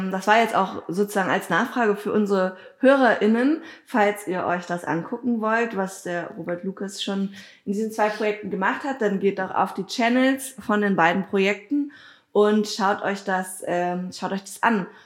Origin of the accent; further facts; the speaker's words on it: Dahnsdorf, Brandenburg, Germany; Ich mache nämlich auch gerade so ein äh, Geschichtsprojekt ähm, in Dahnsdorf, also in meinem Heimatdorf, um zu gucken, wie sah dann das Dorf irgendwie früher aus und so, weil wir wären 2027 auch 700 Jahre alt